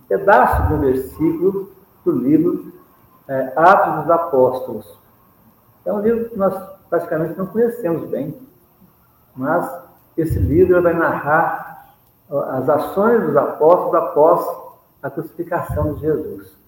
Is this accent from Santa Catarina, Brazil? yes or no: no; Minas Gerais, Brazil; sou mineiro